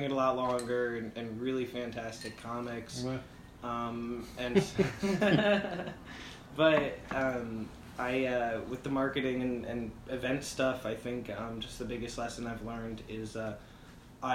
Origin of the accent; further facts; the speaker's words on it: United States; moved away as an adult; also born or lived in New Jersey; now in Spokane, United States; I'm from New York and New Jersey originally